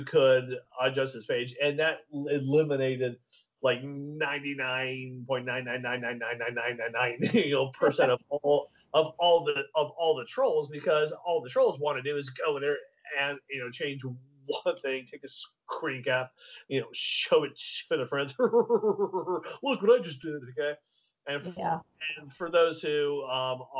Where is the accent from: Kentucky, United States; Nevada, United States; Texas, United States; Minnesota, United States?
Texas, United States; I'm a product of the Texas public school system, okay? Texas.